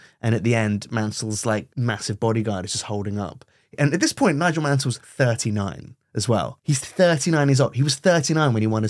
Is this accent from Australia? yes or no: no; Brunei; Oh, I mean, I grew up in Brunei.